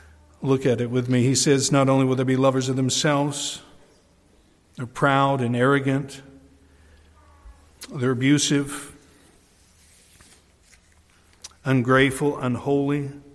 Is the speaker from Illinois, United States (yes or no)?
no; New York, United States; I'm from the Adirondacks, we don't get out much.